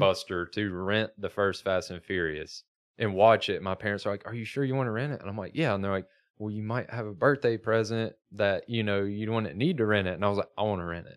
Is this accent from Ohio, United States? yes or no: no; Alabama, United States; moved away; Growing up in Alabama as a car guy